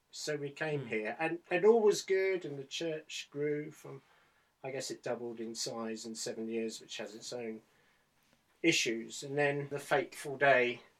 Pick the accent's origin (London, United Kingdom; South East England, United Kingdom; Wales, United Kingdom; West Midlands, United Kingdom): South East England, United Kingdom; Medway towns; I come from the Medway towns.